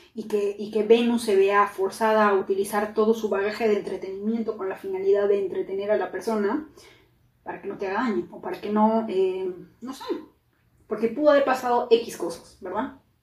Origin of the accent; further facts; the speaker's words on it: Peru; now in United States; soy de Perú